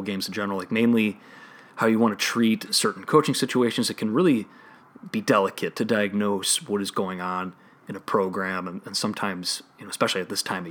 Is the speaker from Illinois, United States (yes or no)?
yes; Chicago, Illinois, United States; accent: Chicago; my Chicago accent